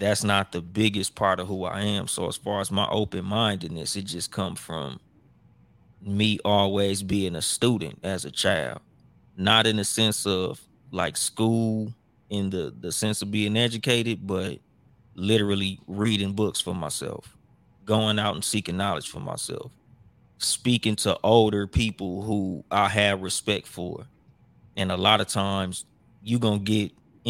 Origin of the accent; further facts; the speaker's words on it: Compton, California, United States; growing up in Compton